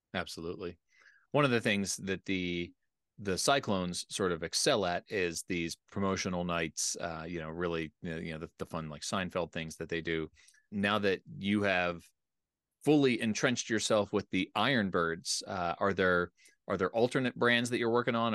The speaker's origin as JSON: {"language": "English", "area": "outside of Philadelphia", "region": "Pennsylvania", "country": "United States", "tie": "born or raised there", "moved": "yes", "lives_now": "Colorado, United States", "said": "I grew up in Pennsylvania, I grew up outside of Philadelphia"}